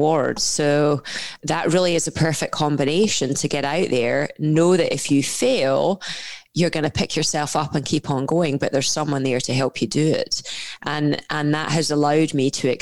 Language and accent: English; Scotland, United Kingdom; accent: Scottish; grew up in a Scottish household, as you can tell from my accent.